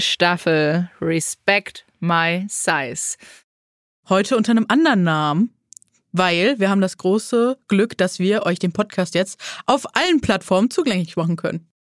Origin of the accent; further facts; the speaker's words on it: Neuss, North Rhine-Westphalia, Germany; moved away as an adult; now in Hamburg, Germany; Ursprünglich komme ich aus dem wunderschönen Neuss am Rhein. Lebe jetzt seit äh, ja, acht Jahren in Hamburg